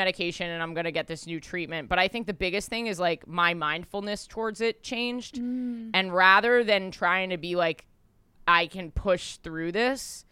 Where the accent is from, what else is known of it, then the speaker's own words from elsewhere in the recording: New York, United States; I'm a New Yorker